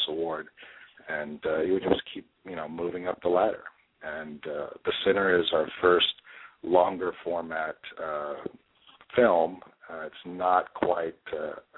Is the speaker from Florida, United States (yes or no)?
no; Central Texas, United States; moved away as an adult; also born or lived in Los Angeles, California; now in Austin, United States; I grew up in Central Texas